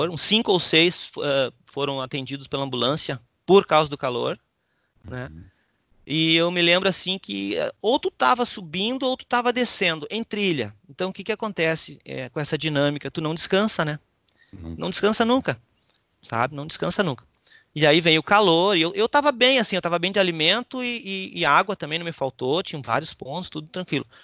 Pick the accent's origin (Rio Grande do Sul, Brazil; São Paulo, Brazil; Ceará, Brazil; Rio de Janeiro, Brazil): Rio Grande do Sul, Brazil; Passo Fundo; Eu sou natural de Passo Fundo, meus familiares são de lá